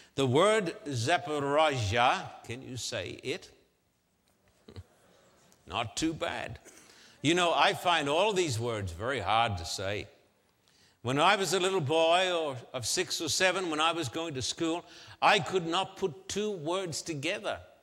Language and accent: English; Australia; I'm an Australian